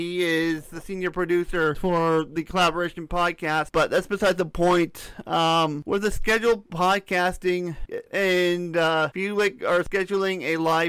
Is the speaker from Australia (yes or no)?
no; Canada; I'm a Canadian. I am a Canadian.